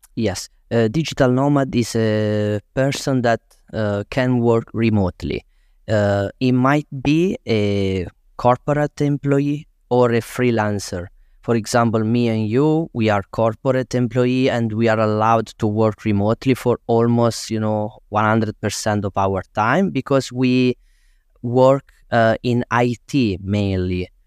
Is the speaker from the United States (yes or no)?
no; Tursi, Basilicata, Italy; moved away as an adult; also born or lived in Rome; it's my hometown